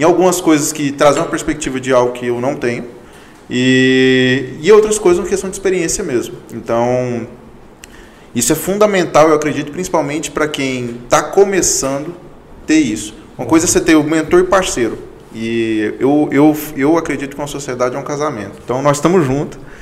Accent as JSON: {"language": "Portuguese", "town": "Goiânia", "region": "Goiás", "country": "Brazil", "tie": "born or raised there", "also_born_or_lived": "Palmeirópolis, Tocantins / Mara Rosa", "said": "eu morei a minha vida inteira em Goiânia, então tem cerca de 25, 24 anos que eu moro em Goiânia, então eu me considero um goianiense"}